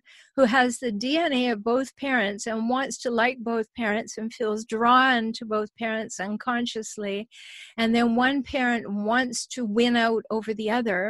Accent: Canada; now in United States; I'm a Canadian. I live in the States

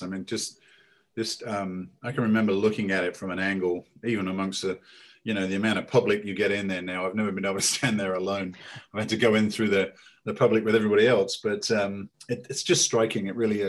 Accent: United Kingdom; as British

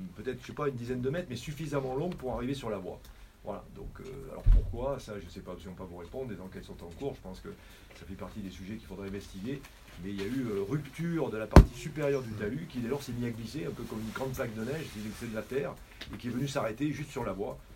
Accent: France; quand on est français

